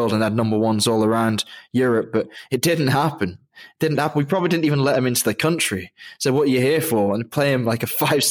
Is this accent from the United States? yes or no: no; England, United Kingdom; I grew up in England